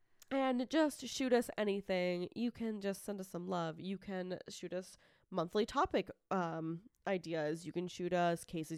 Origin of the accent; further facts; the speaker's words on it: United States; We're American.